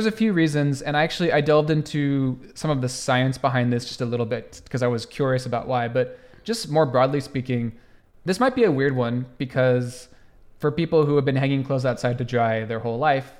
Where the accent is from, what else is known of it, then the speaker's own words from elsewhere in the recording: United States; So when I was growing up in the United States, I never saw anybody do this.